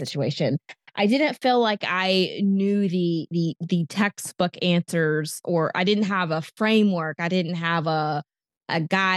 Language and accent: English; Raleigh, North Carolina, United States; now in Charlotte, United States; I'm originally from the Raleigh, North Carolina